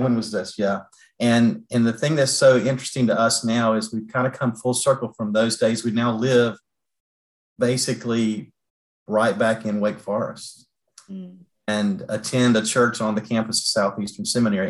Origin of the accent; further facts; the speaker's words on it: North Carolina, United States; Kim and I are born and bred in North Carolina